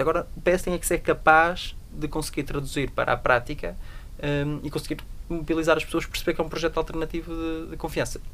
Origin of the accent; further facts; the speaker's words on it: Portugal; Eu nasci, num, nasci em Portugal